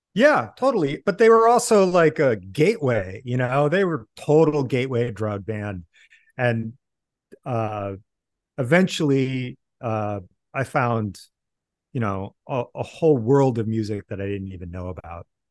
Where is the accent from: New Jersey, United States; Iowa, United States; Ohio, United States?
Iowa, United States; Iowa City; moved away; I grew up in Iowa City